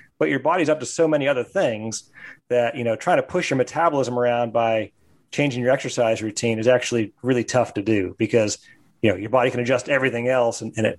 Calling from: Chapel Hill, North Carolina, United States; I'm calling from beautiful Chapel Hill, North Carolina.

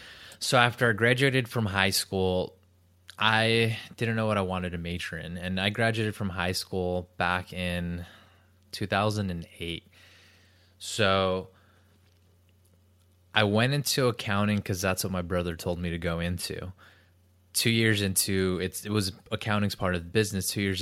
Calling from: San Diego, California, United States; I am in San Diego, California, in the United States.

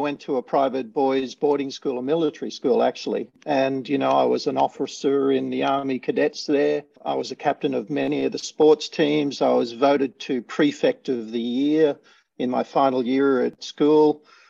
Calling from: Sydney, New South Wales, Australia; I'm in Sydney, Australia.

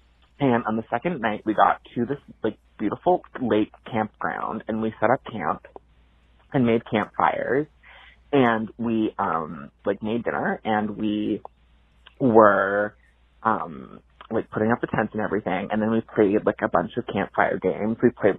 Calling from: Brookline, Massachusetts, United States; I'm calling from Brookline, Massachusetts.

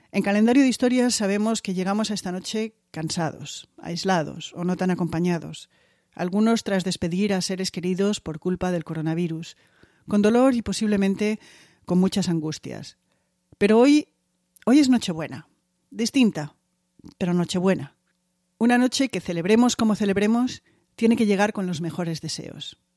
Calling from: Santiago de Compostela, Galicia, Spain; desde Santiago de Compostela, Bon Nadal.

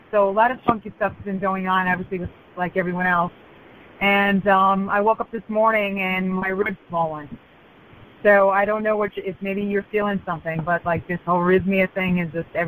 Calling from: Fort Lauderdale, Florida, United States; I'm from Fort Lauderdale.

